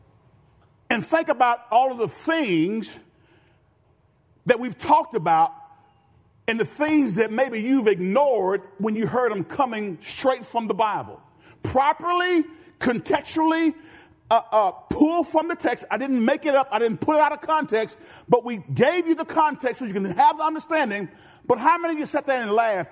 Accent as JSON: {"language": "English", "town": "Benton", "country": "United States", "said": "I'm from Benton"}